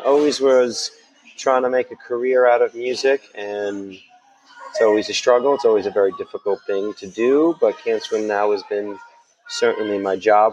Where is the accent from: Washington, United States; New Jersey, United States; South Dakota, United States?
New Jersey, United States; Jersey Shore; also born or lived in Brooklyn, New York; I was born in Brooklyn, New York, but I grew up in New Jersey